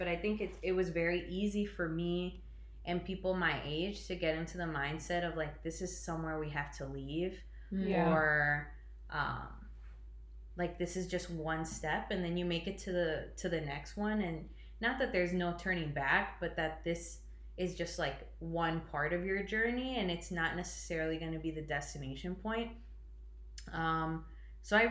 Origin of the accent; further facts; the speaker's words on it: Chicago, Illinois, United States; I'm from the East Side